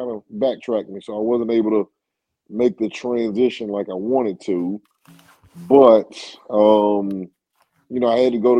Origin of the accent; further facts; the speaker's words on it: Nashville, Tennessee, United States; Born and raised in Nashville, Tennessee. Both of my parents are HBCU alums.